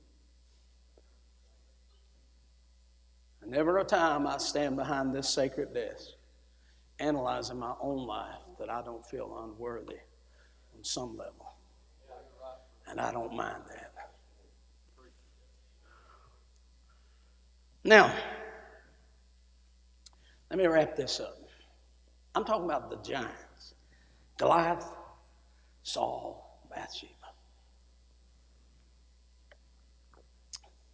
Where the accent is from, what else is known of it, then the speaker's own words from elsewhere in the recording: West Virginia, United States; where I was raised there in West Virginia